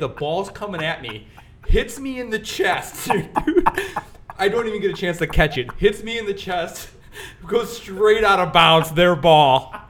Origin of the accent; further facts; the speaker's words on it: Hammond, United States; I grew up in Hammond